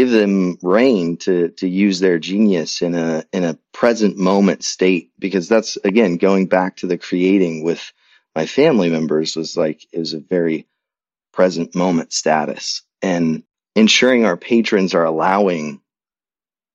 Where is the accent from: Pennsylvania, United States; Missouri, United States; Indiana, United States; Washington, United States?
Indiana, United States; Indianapolis; It was a great place to grow up, and went off to college, got a degree in English and Spanish at Butler University, my hometown